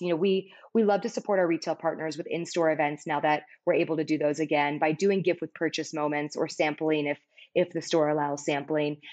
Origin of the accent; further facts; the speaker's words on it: Palos Verdes, California, United States; I grew up in Palos Verdes, a beautiful coastal town in Southern California